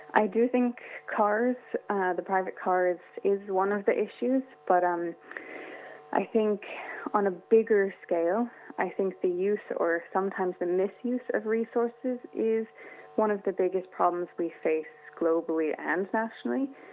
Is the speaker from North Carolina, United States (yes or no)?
no; California, United States; also born or lived in Sydney, Australia; now in Ireland; I grew up in California by the Pacific Ocean.